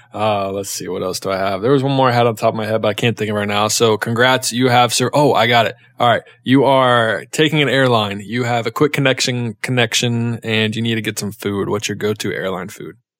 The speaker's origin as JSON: {"language": "English", "town": "Charlotte", "region": "North Carolina", "country": "United States", "tie": "born or raised there", "also_born_or_lived": "Ohio", "said": "I'm from North Carolina. I'm born and raised in Charlotte, North Carolina."}